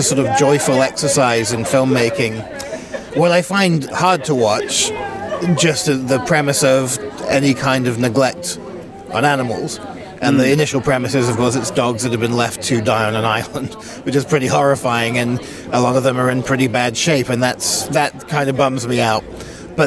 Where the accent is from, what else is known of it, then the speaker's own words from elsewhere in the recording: United Kingdom; a white kid growing up in the Cotswolds